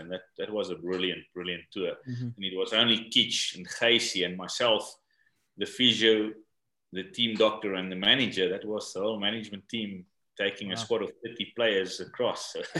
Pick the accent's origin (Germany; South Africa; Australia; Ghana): South Africa; English is a second language; also born or lived in Pretoria / Cardiff; As a South African kid, you start playing rugby around about the age of 6-7 years old